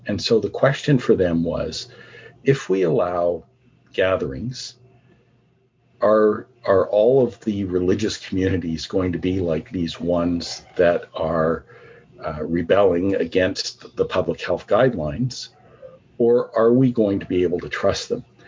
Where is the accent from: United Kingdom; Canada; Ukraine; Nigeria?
Canada; also born or lived in Vancouver; My parents uh, came to Canada from Barbados. And um, so I, I was the first member of my family that was born in Canada.